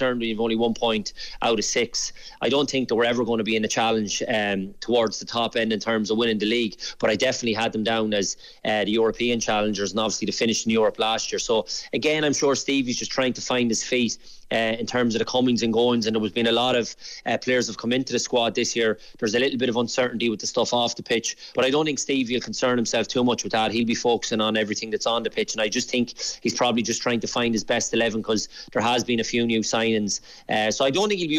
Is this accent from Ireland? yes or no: yes; Sligo, Connacht, Ireland; I'm from Sligo as well